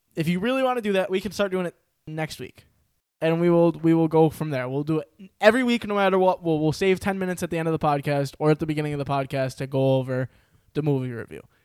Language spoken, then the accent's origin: English; New York, United States; I'm from New York